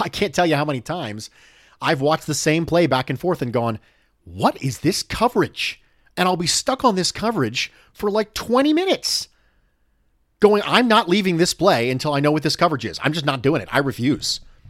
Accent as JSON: {"language": "English", "region": "Mexico City", "country": "Mexico", "tie": "born or raised there", "second_language": "English", "said": "I was born and raised in Mexico City. In Mexico, the NFL is extremely popular."}